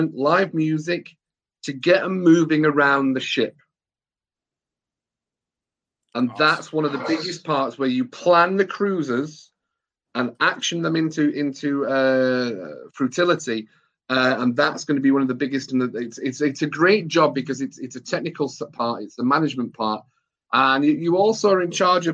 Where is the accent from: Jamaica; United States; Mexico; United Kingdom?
United Kingdom; England; being an English person